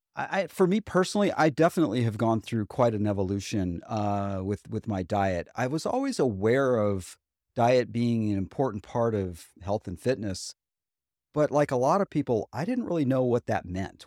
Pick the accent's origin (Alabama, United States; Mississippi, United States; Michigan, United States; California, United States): Alabama, United States; Huntsville; also born or lived in Buffalo, New York; we moved from Buffalo, New York to Huntsville, Alabama when I was eight years old in second grade